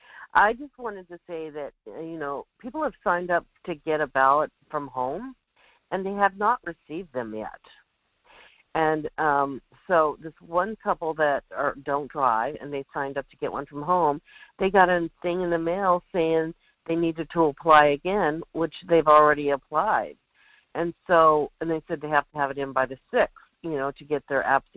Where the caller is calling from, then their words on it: Alaska, United States; The Kenai Peninsula.